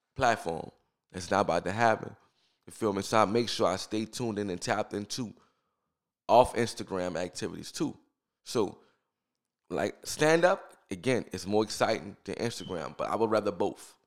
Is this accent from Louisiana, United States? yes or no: yes; New Orleans, Louisiana, United States; I grew up in New Orleans. I'm from New Orleans, New Orleans